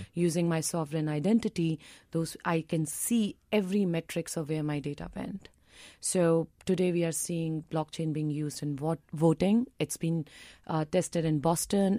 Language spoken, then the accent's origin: English; India; as an Indian